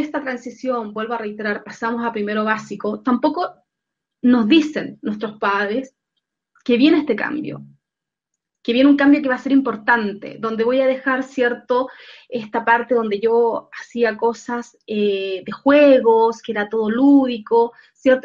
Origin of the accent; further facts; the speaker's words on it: Chile; acá en Chile, en mi país